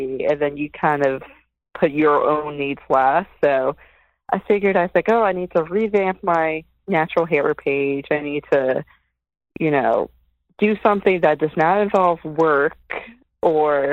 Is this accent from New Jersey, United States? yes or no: yes; New Jersey, United States; I'm from Jersey. I've been in Jersey, Central Jersey, for, I guess, over 20 years, since 1998